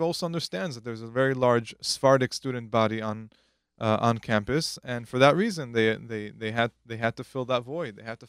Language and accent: English; New York City, New York, United States; I'm originally from Queens.